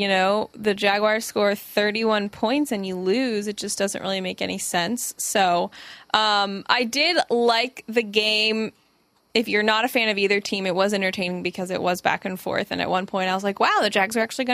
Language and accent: English; Tampa, Florida, United States; moved away as an adult; now in Jacksonville, United States; I grew up 30 minutes outside of Tampa, which is essentially Tampa and the Tampa Bay area